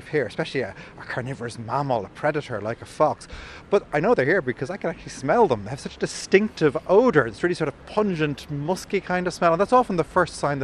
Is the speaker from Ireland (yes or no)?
yes; County Dublin, Leinster, Ireland; where I grew up in County Dublin, I got very used to seeing foxes in the back garden.